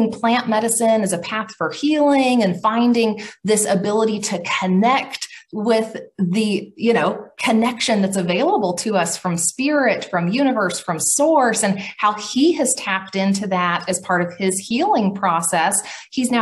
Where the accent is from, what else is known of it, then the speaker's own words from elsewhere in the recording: Oklahoma, United States; I'm from Middle America, Oklahoma